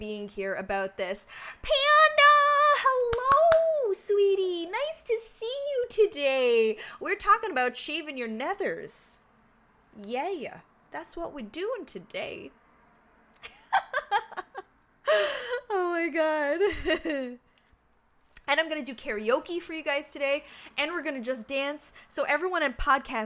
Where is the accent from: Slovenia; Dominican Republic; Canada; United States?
Canada; I'm from Canada, so we actually learn French in school